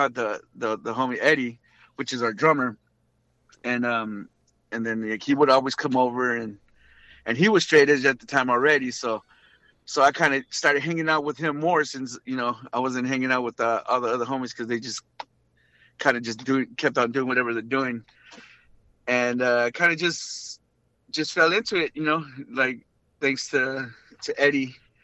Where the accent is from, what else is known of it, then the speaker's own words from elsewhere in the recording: Linwood, United States; Linwood was pretty crazy, man.